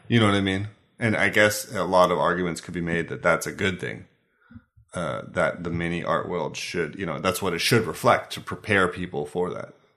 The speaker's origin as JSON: {"language": "English", "country": "United States", "moved": "yes", "lives_now": "Denmark", "said": "as an American"}